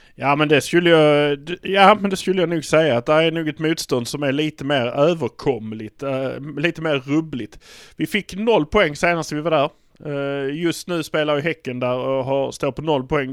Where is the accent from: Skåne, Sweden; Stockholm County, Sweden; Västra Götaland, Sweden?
Skåne, Sweden; Malmö; vi är från Malmö